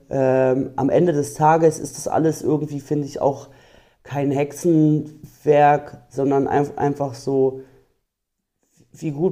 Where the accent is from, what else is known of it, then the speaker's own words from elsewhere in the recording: Berlin, Germany; Und ich wohne zum Beispiel ganz am Rand von Berlin, wo ich aufgewachsen bin.